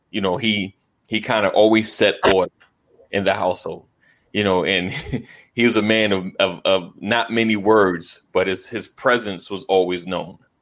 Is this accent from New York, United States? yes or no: yes; Roosevelt, New York, United States; I grew up in New York, Roosevelt, New York